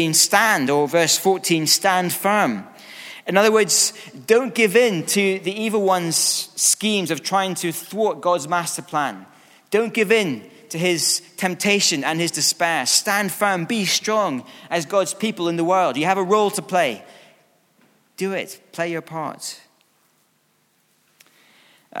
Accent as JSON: {"language": "English", "region": "Scotland", "country": "United Kingdom", "said": "being Scottish"}